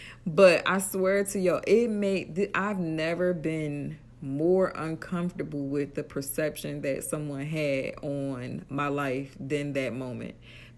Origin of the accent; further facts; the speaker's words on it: Atlantic City, New Jersey, United States; And that's big coming from me because I'm from Atlantic City.